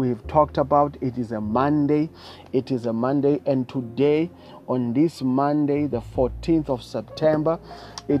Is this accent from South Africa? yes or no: yes; South Africa; I come from South Africa